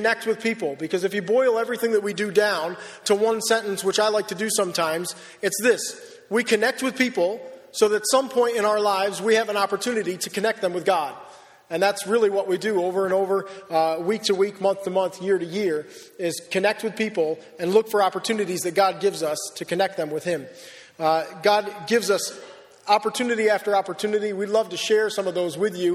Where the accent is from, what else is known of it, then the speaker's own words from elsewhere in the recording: Wellsville, United States; moved away as an adult; now in Perth, Australia; I grew up in Wellsville